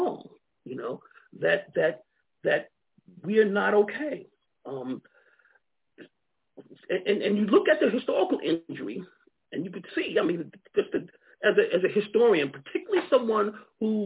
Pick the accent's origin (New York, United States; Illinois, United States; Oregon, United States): New York, United States; Long Island; moved away as an adult; also born or lived in Alabama / Georgia / Akron, Ohio; now in Montgomery, United States; I grew up in New York, Long Island, New York, you know, and so I came to Alabama really as a student in college